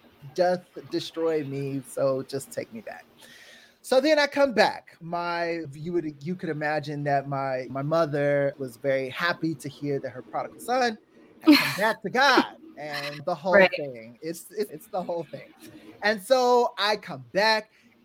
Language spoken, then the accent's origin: English; California, United States; I'm from the Bay Area. And so San Francisco was like my best friend.